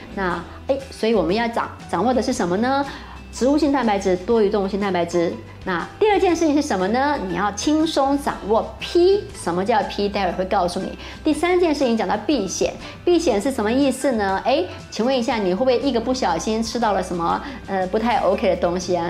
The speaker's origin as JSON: {"language": "Chinese", "country": "Taiwan", "said": "我们台湾人"}